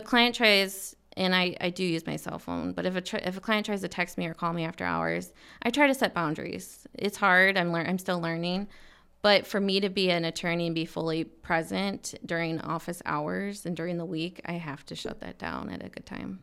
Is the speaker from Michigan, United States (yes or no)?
yes; Michigan, United States; now in Arizona, United States; I'm from Michigan